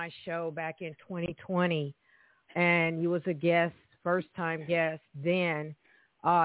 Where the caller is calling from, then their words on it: Evansville, Indiana, United States; here, calling from Evansville, Indiana.